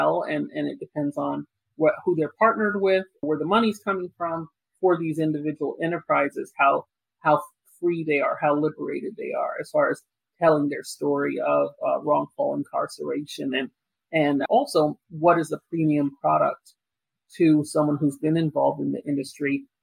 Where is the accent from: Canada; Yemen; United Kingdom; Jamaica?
Jamaica; I'm Jamaican